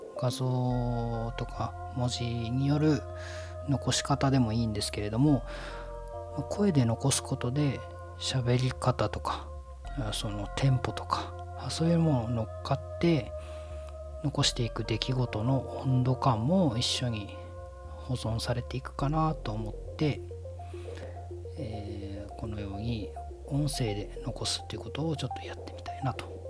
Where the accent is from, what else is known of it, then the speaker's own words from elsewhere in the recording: Miyazaki, Japan; moved away as an adult; also born or lived in Okinawa; 宮崎県、九州の宮崎県出身です。で、えーと、高校まで過ごして